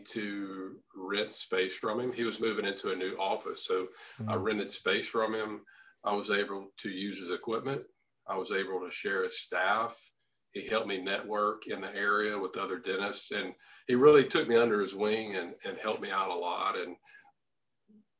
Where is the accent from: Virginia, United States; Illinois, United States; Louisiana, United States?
Louisiana, United States; moved away as an adult; my hometown, Louisiana